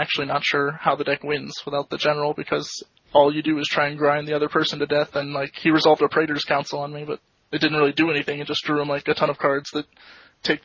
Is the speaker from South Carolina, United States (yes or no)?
no; Florida, United States; moved away; I come from Florida originally